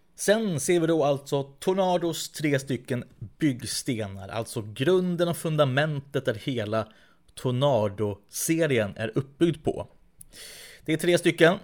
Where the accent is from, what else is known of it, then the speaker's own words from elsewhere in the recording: Västerås, Västmanland, Sweden; i Västerås där jag växte upp